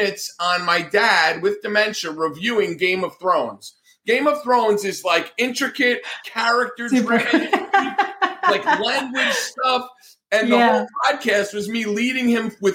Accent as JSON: {"language": "English", "region": "New Jersey", "country": "United States", "also_born_or_lived": "Atlanta, Georgia", "moved": "yes", "said": "I'm from New Jersey. I talk with my hands. I'm Italian"}